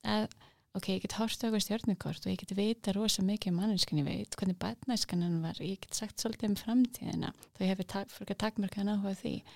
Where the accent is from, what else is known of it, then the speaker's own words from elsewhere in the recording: Kópavogur, Capital Region, Iceland; ég ólst upp í Kópavægi